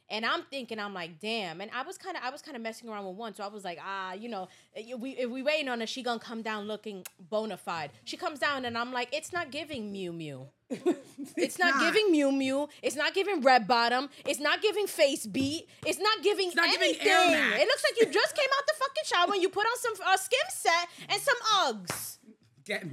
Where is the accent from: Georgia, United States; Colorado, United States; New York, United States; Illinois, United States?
New York, United States; New York City; also born or lived in Staten Island; I was born and raised in Brooklyn, and I moved to Staten Island when I was, I think, going into high school or like in the middle school.